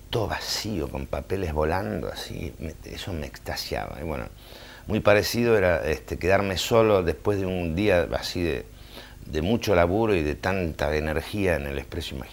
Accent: Buenos Aires, Argentina; En mi niñez, yo soy del centro, de Plaza Lavalle.

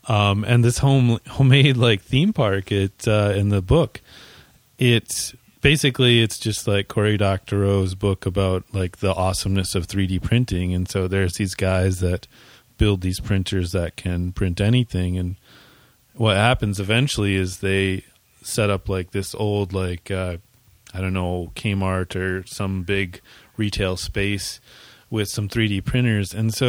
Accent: Canada; I understood. I'm Canadian.

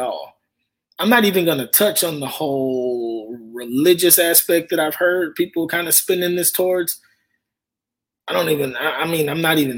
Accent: Houston, Texas, United States; I'm from Houston. I'm born and raised in Houston

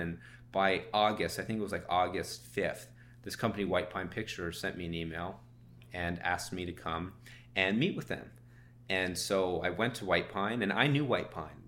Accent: Toronto, Ontario, Canada; also born or lived in Savannah, Georgia; I'm from Toronto

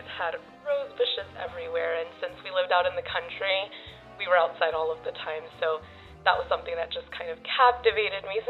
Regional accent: Chilton, Texas, United States; I am actually originally from Chilton, Texas, which is like a small town outside of Waco

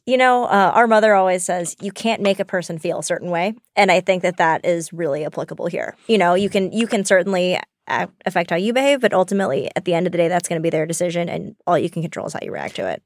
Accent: the South, United States; moved away; We grew up in the South

